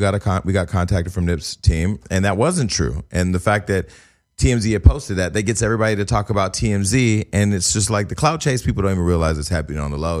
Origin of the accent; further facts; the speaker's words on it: Northern California, United States; I'm from the, I'm from Northern California